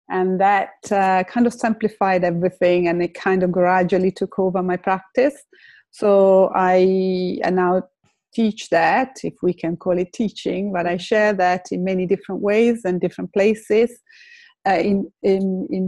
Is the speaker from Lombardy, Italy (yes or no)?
yes; Lake Como, Lombardy, Italy; English is a second language; moved away as an adult; now in London, United Kingdom; I have I'm Italian. I come from Lake Como, but I've been in, in, in London for uh, 30 years. I came to learn English and then I stayed